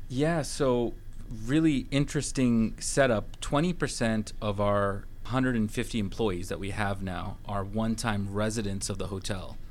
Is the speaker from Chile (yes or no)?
no; Vancouver, British Columbia, Canada; moved away as an adult; now in Atlanta, United States; I'm originally from Vancouver, Canada, and I came here during a, a kind of economic recession in 2011